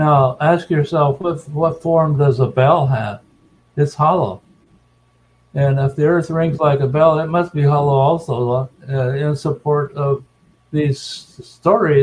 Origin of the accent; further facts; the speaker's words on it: Colonia Juárez, Chihuahua, Mexico; moved away; also born or lived in New Mexico / Phoenix, Arizona; I'm from the American-Mexican colonies of Colonia Juarez in Chihuahua, Mexico